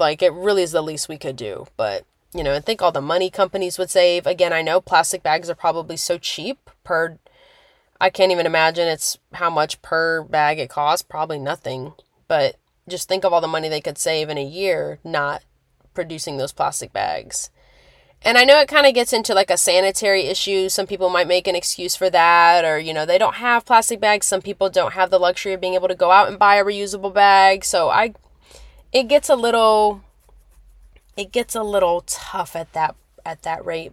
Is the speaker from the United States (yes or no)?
yes; Lincoln, Nebraska, United States; moved away; where I'm originally from in Nebraska